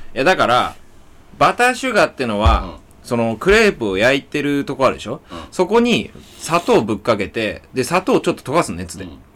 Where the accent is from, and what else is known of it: Higashikurume, Tokyo, Japan; born or raised there